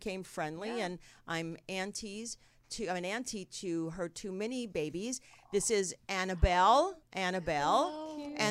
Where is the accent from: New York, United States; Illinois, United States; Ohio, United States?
New York, United States; I'm from the East Coast and not that East, but I'm New York